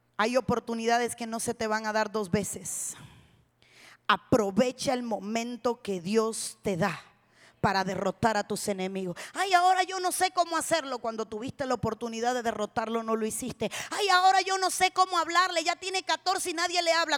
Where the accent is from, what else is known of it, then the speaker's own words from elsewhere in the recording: Cuba; somos las únicas cubanas